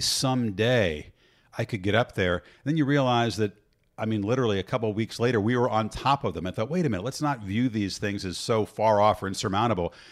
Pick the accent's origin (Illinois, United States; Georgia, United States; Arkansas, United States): Illinois, United States; I grew up in Illinois